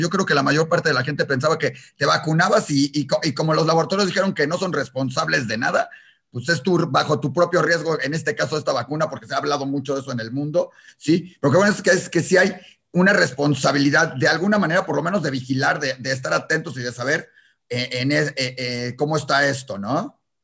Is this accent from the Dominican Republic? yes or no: no; Mexico; en México, que somos importadores de medicinas